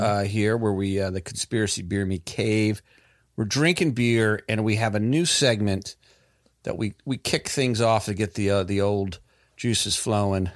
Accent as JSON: {"language": "English", "town": "Raleigh", "region": "North Carolina", "country": "United States", "said": "we're all from the Raleigh, North Carolina area"}